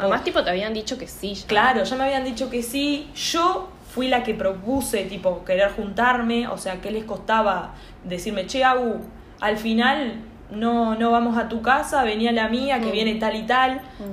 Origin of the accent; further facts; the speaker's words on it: Uruguay; moved away as an adult; now in Montevideo, Uruguay; soy del interior de, Uruguay